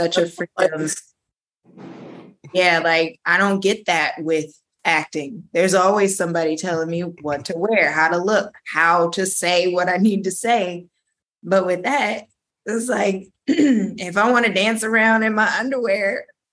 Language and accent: English; Beverly Hills, California, United States; it's kind of like my hometown